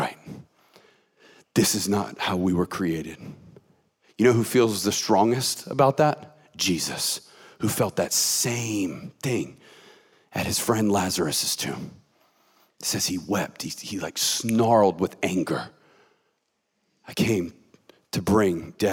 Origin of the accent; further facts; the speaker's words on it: Atlanta, Georgia, United States; I grew up in Metro Atlanta, Georgia